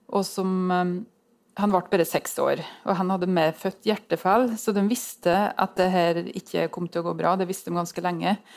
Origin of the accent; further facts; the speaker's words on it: Innlandet, Norway; Eh, og i Gudbrandsdalen, der jeg kommer fra, så vet jeg at det tror jeg er vanskeligere der enn på Sagen, altså.